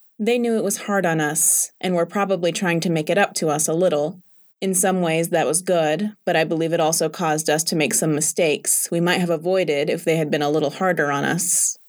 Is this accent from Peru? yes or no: yes; Tumán, Lambayeque, Peru; first language Spanish; English is a second language; My homeland, Tumán, is in the northern part of Peru. Spanish is my native language. The climate is very warm in that part of the country. In Tumán, almost everyone works at the factory.